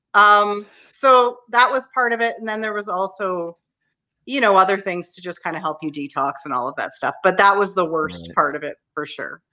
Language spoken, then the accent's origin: English; Canada; I'm Canadian